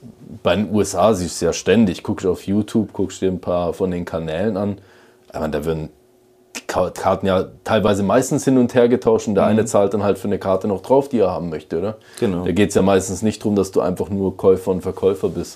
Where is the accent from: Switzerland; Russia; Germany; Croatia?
Switzerland; bei uns in der Schweiz